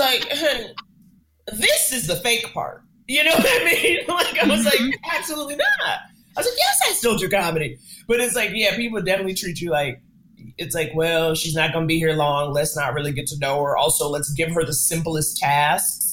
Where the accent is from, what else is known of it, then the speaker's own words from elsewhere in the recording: New York, United States; I grew up in New York, a city that very much forces you to get on its page